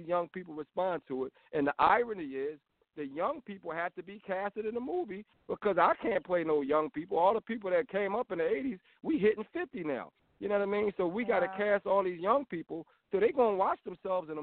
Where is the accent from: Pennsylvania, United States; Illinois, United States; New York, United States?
Pennsylvania, United States; Philadelphia; I was born in West Philly, and I moved into the Uptown Mount Airy area. And in the 80s, I mean, we were the fanciest black kids you could ever imagine.